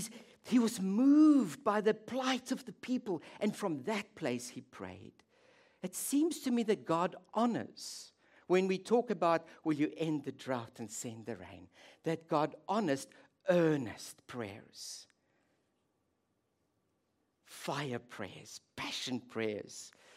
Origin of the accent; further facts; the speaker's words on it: South Africa; now in Netherlands; but I'll tell you what we call it where I grew up in South Africa.